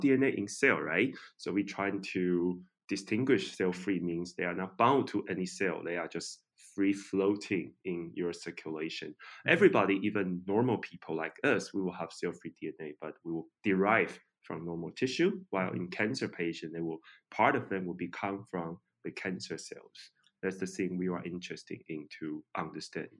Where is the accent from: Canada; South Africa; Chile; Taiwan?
Taiwan; I'm from Taiwan